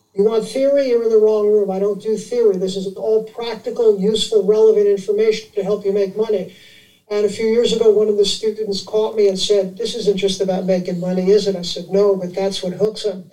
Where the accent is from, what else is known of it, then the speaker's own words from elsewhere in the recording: New York City, New York, United States; I grew up in Manhattan